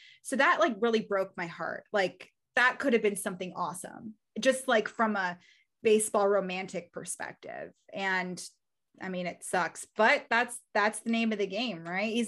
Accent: Baltimore, Maryland, United States; I was born in Baltimore, so I was raised around the Orioles

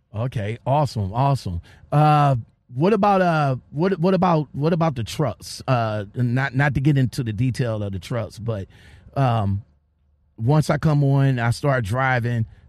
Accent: Ohio, United States; I'm from Ohio, so PA is not that far from me

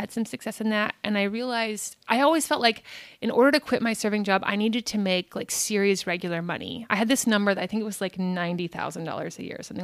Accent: Albuquerque, New Mexico, United States; moved away as an adult; also born or lived in Boston / New York City / London; now in Los Angeles, United States; I'm born and raised in Albuquerque

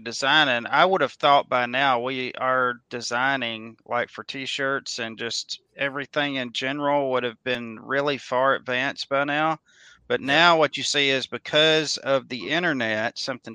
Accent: Mississippi, United States; where I was growing up in Mississippi

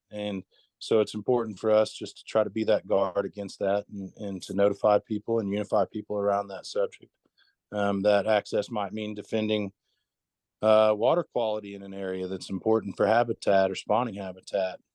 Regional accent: Tahlequah, Oklahoma, United States; I'm from Tahlequah, Oklahoma

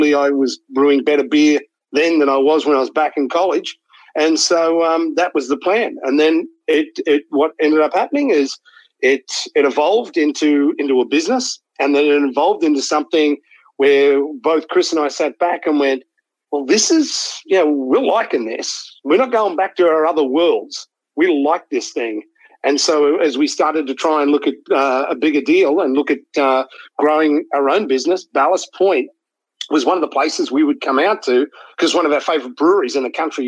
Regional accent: Australia; moved away as an adult; also born or lived in Sydney; now in San Diego, United States; I think I'm Australian.

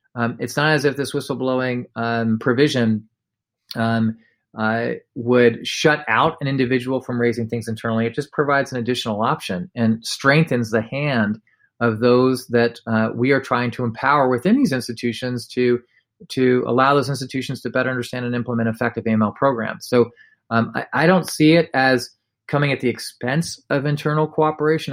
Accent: United States; we're American

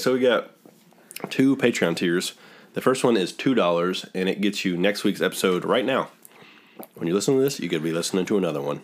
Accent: Dayton, Ohio, United States; we're from Dayton, Ohio

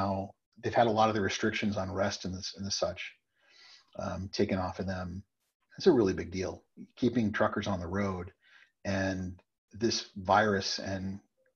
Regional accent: Texas, United States; also born or lived in Washington, D.C.; now in New Hampshire, United States; I'm a Texan.

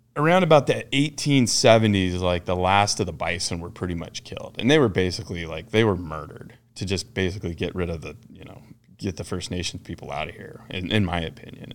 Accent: Ten Sleep, Wyoming, United States; I'm, uh, basically born and raised in Ten Sleep, Wyoming

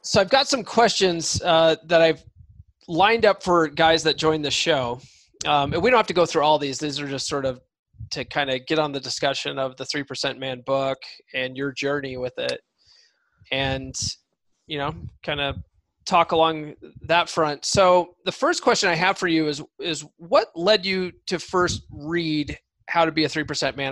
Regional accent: Colorado, United States; moved away; also born or lived in San Diego; I grew up in Colorado

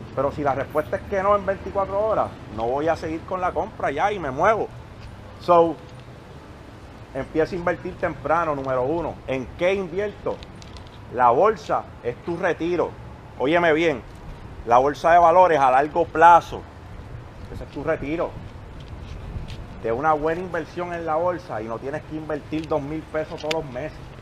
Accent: Puerto Rico; Cuando yo crecí, allí en Monteverde

